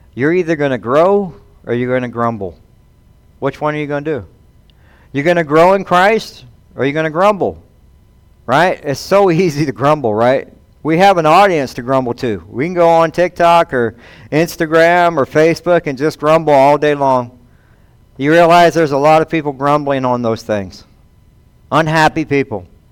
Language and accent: English; Mount Pleasant, South Carolina, United States; now in Devine, United States; I grew up in Mount Pleasant, South Carolina